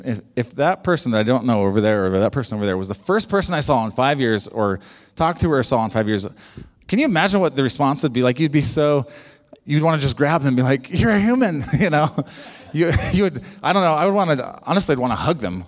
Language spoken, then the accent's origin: English; United States; we're very American